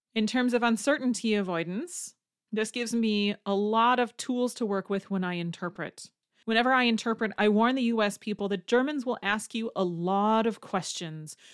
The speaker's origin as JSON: {"language": "English", "region": "Wisconsin", "country": "United States", "said": "I'm from Wisconsin."}